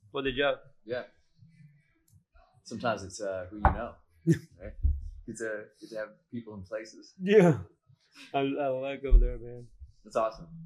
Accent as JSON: {"language": "English", "town": "Liverpool", "region": "North West England", "country": "United Kingdom", "said": "I'm from Liverpool."}